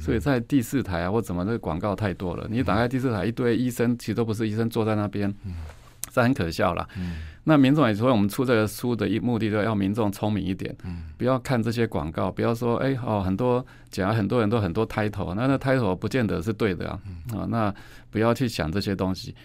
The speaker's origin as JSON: {"language": "Chinese", "country": "Taiwan", "said": "我们台湾话"}